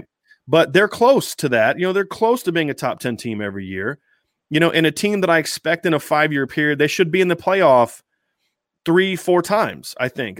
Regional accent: Columbus, Ohio, United States; moved away as an adult; now in South Bend, United States; I grew up in Ohio. Columbus, Ohio doesn't have great weather either

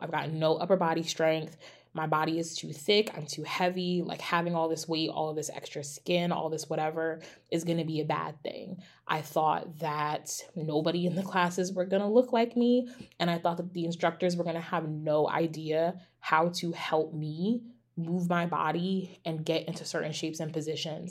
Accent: United States; as an American citizen

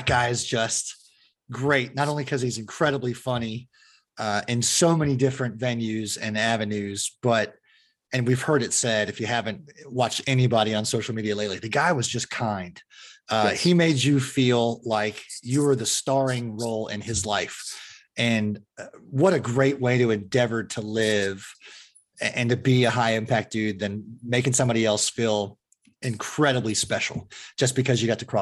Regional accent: Fremont, California, United States; moved away; I grew up in the Fremont area, which is opposite of the Bay from San Francisco

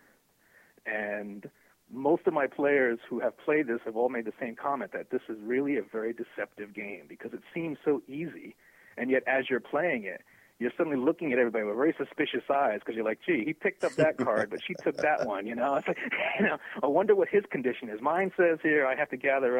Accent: New York, United States; I'm from New York

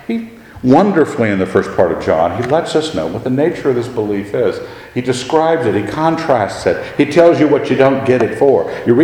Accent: Annapolis, Maryland, United States; I've been raised in a military family. I understood the military. I was raised in Annapolis. I understood the Navy.

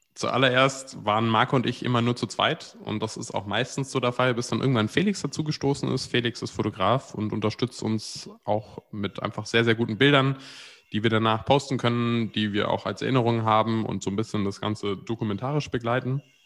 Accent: near Frankfurt, Hesse, Germany; Ich bin in der Nähe von Frankfurt aufgewachsen

